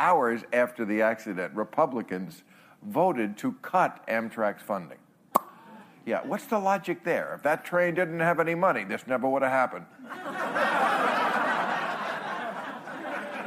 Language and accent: English; New Jersey, United States; born or raised there; moved away